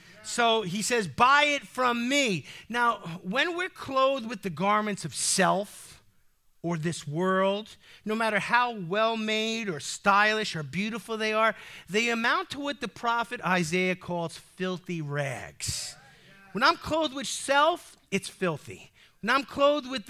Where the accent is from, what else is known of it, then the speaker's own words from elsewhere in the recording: United States; As an American with freedom in my DNA